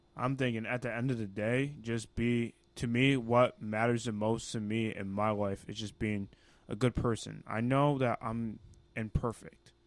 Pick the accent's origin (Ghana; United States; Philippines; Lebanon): Ghana; i'm ghanaian you know that's my home country that's where i'm from that's where i originate